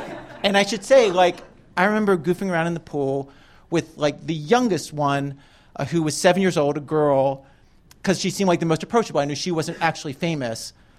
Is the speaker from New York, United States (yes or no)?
no; Baltimore, Maryland, United States; I grew up in Baltimore.